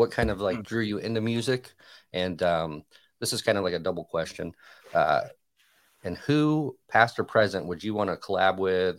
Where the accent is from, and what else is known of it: Michigan, United States; born or raised there; moved away